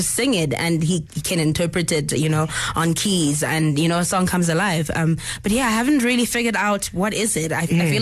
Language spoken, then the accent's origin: English; Soweto, Gauteng, South Africa; first language Zulu; English is a second language; Soweto, where, you know, the my place of birth